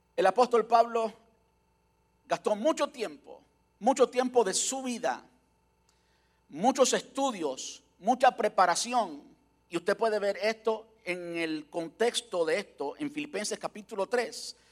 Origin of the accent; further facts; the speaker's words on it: Cuba; now in United States; una iglesia en Cuba, como yo nací, donde yo nací, donde yo crecí